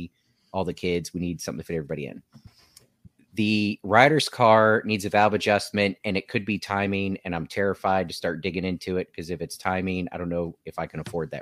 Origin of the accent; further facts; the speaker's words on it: Newport News, Virginia, United States; We're all from Newport News